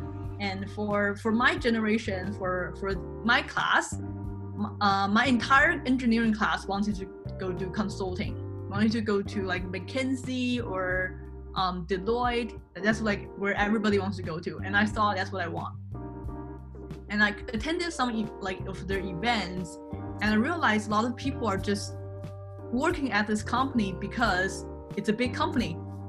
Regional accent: Canada; now in China; I am a Chinese Canadian. I was born in China, but I grew up in Canada. When I was 14, my parents divorced and my mom took me to Canada.

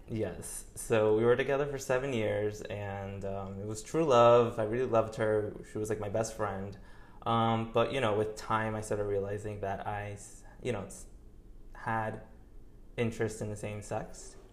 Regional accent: New York, United States; moved away as an adult; also born or lived in Colombia (ancestry); now in Miami, United States; I was born and raised in New York. Uh, I, I was there until I was probably 23, 24, until I moved here

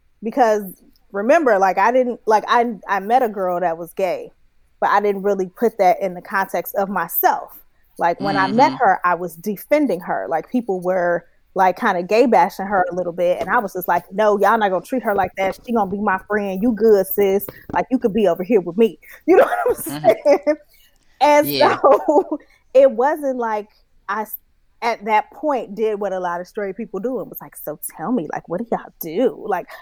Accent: San Francisco, California, United States; Because, like, I'm from San Francisco, from the Bay, and we go to the gay club all the time, and it's fun, blah, blah, blah.

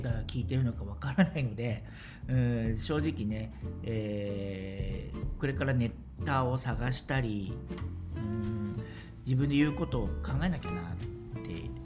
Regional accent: Kanagawa, Japan; moved away as an adult; also born or lived in Tokyo; now in Taiwan; もともと神奈川で生まれまして

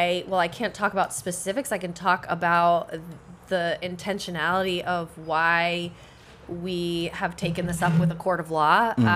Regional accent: Maine, United States; also born or lived in Boston; now in Haverhill, United States; I live in Haverhill. I grew up in Maine. I met my husband when I was living in Boston

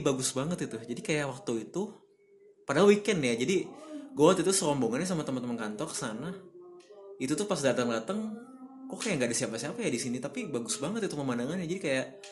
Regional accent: Bandung, West Java, Indonesia; moved away as an adult; also born or lived in Jakarta / Sumbawa Besar; now in Aceh, Indonesia; gue lahir di Bandung 24 tahun yang lalu

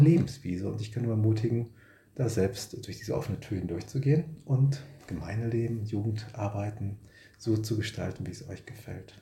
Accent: Bochum, North Rhine-Westphalia, Germany; also born or lived in Marburg / Herne / Witten; stamme aus Bochum, tief im Westen bin ich geboren worden, also auf Kohle geboren, sagt man im Ruhrpott.

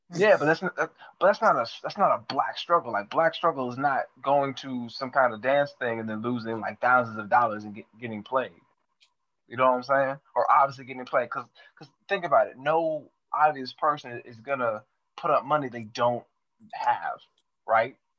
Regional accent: El Paso, Texas, United States; I grew up in El Paso, Texas

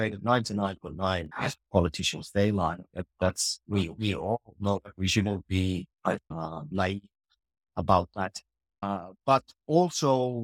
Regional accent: Finland; And I'm from Finland

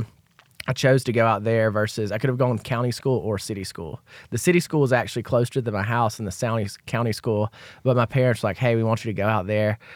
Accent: Ozark, Alabama, United States; I grew, grew up in Ozark, Alabama

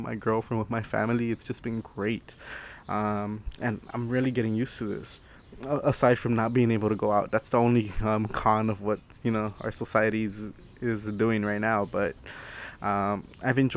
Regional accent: Los Angeles, California, United States; I'm from Los Angeles, California

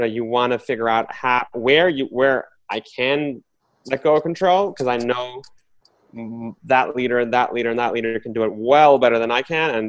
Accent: New York City, New York, United States; I've grown up mostly in Queens

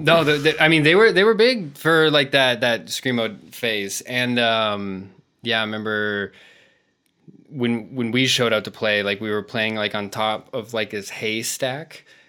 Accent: United States; moved away as an adult; now in Madrid, Spain; I'm from the States

